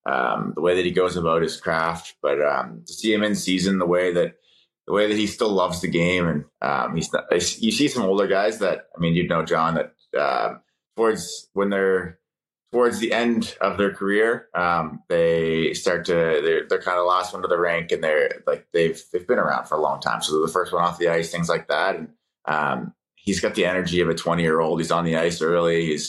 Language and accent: English; East Coast, United States; One thing for me going into it was, if I could stay on the East Coast, I wanted to do that. I'm from the East Coast, and family's out there and stuff.